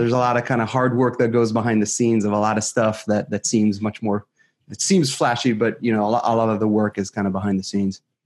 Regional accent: Israel; moved away as an adult; now in San Francisco Bay Area, United States; I was born and raised in Israel

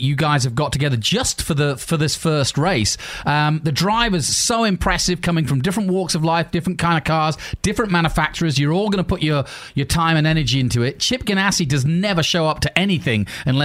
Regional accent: England, United Kingdom; as we say in England

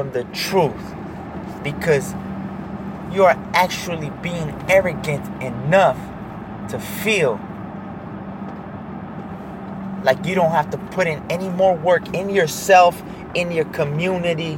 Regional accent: United States; being an American citizen

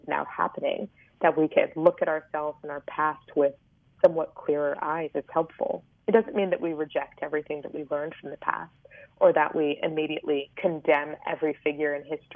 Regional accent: Richmond, Virginia, United States; I grew up in Richmond, Virginia, which is famous as the former capital of the Confederacy

